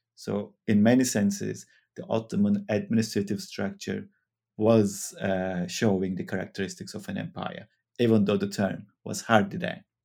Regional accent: Turkey; moved away as an adult; also born or lived in Manchester, United Kingdom; now in Utrecht, Netherlands; I'm originally from Turkey, now living in Utrecht in the Netherlands

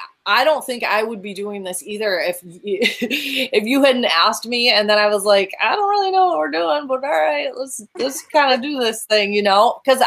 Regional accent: Western New York, United States; moved away; you have a little bit of an accent. Where are you from? New York. Yeah. Not that New York. The other Western New York.

